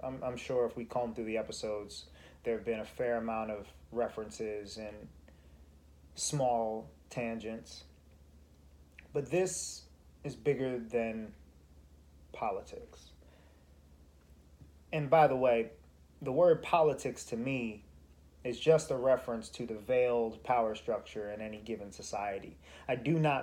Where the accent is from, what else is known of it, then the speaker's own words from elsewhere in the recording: United States; As an American